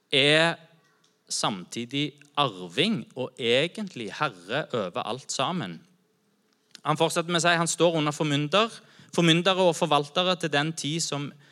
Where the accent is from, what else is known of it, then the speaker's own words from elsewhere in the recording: Norway; Jeg er kristen først. Jeg informeres av min kristne tro først, og så er jeg norsk etterpå.